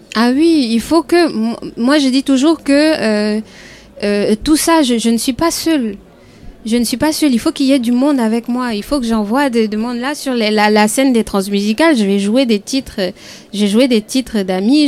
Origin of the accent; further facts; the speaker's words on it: Côte d’Ivoire; en tant qu'Ivoirienne